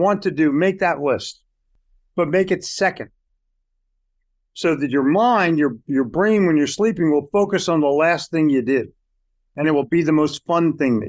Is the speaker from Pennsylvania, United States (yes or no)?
yes; Philadelphia, Pennsylvania, United States; when I was growing up in Philly, they have Tasty Cakes.